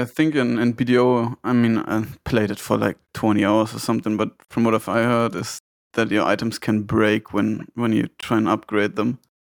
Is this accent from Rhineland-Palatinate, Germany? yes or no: no; Bavaria, Germany; I'm from Bavaria in Germany.